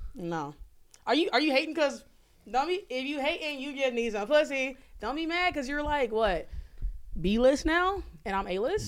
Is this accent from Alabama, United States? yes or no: yes; Alabama, United States; I grew up in Alabama and I have an Alabama education